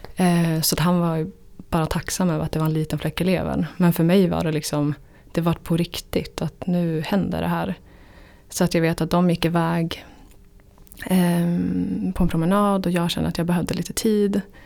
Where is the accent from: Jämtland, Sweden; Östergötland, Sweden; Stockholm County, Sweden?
Jämtland, Sweden; moved away; Jämtland där jag kommer ifrån